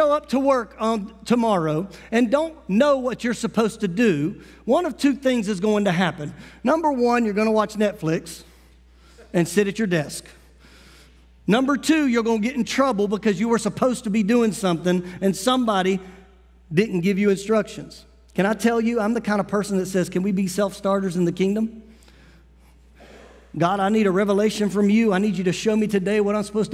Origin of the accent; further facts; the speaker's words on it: Las Vegas, Nevada, United States; I grew up in Las Vegas